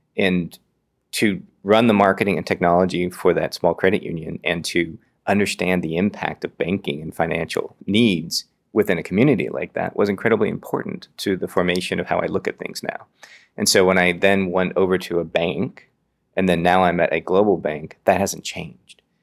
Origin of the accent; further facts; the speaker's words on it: Redwood City, California, United States; also born or lived in Berkeley, California / Oakland, California; I grew up on the peninsula. I grew up in Redwood City